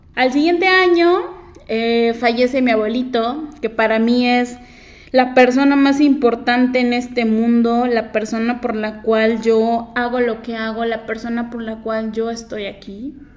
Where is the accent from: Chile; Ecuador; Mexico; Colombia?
Mexico; Cuernavaca, Morelos; yo soy de Cuernavaca